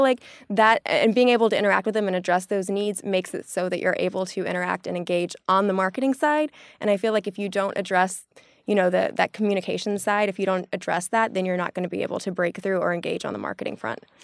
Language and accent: English; the South, United States; now in New York, United States; I'm from the South